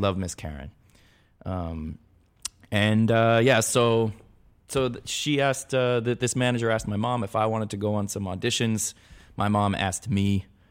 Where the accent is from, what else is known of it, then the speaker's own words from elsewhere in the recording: Los Angeles, California, United States; I grew up in the San Fernando Valley, I went to Van Nuys High.